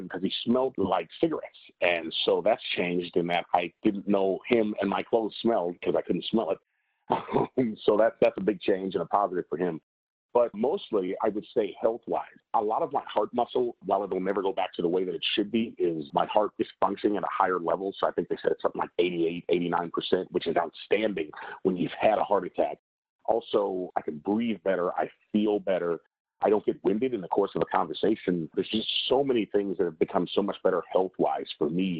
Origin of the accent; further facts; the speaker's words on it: Chicago, Illinois, United States; now in Oklahoma, United States; I am originally born and raised in Chicago, Illinois